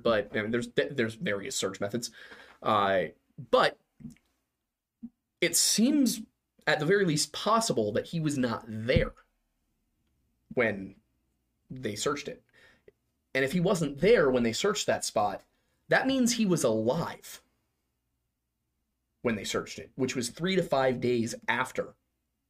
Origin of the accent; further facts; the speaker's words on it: Philadelphia, Pennsylvania, United States; We grew up here